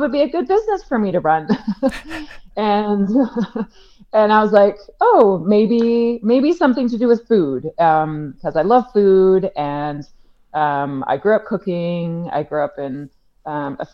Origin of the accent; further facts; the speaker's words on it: Victoria, British Columbia, Canada; moved away as an adult; also born or lived in Vancouver / Kenya; I'm from Victoria on the Vancouver Island and moved to Vancouver to do my BA in English at SFU